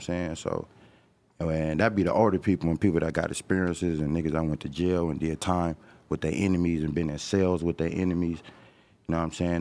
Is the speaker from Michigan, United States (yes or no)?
no; Los Angeles, California, United States; this my hood